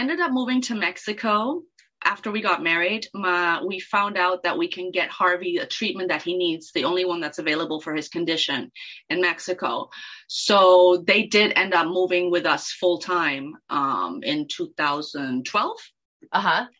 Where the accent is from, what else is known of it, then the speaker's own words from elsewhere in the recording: Kenya; And then when I was little, I spoke Swahili as well, because I grew up in Kenya.